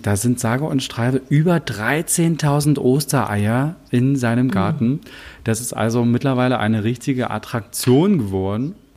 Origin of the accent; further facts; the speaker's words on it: Wittenberg, Saxony-Anhalt, Germany; now in Czech Republic; zu Hause in Sachsen-Anhalt, zumindest nicht da, wo ich herkomme, in Wittenberg